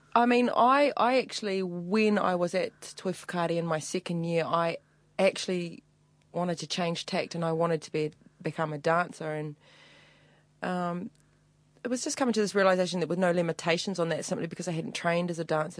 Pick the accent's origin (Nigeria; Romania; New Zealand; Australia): New Zealand; Upper Hutt, Wellington; I was born and bred in Upper Hutt